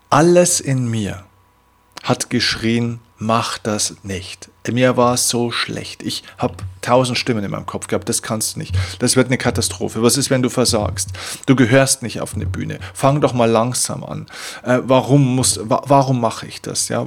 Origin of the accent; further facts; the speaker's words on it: Vilsbiburg, Bavaria, Germany; habe dann in meiner Heimatstadt Vilsbiburg, eine kleine 10.000, damals 10.000 Einwohner, äh, Gemeinde den größten Kinosaal